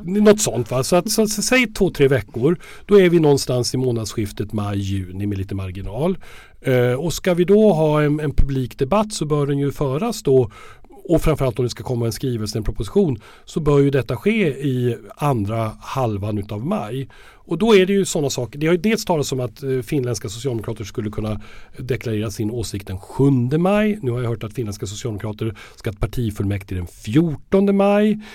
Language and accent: Swedish; Sweden; som svenskar